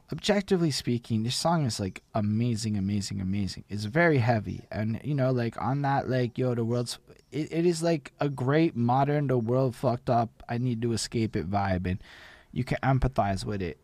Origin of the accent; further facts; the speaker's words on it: Canada; as a Canadian